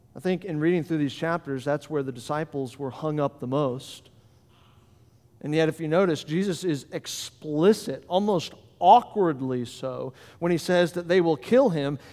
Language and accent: English; Florida, United States; moved away as an adult; now in Delaware, United States; I'm from Florida, and as he mentioned, everything good happened to me in Florida, and so I came to Delaware